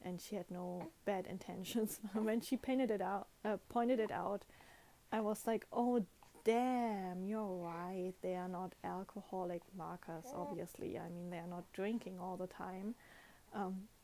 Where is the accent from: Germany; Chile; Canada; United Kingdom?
Germany; first language German; English is a second language; moved away as an adult; now in Japan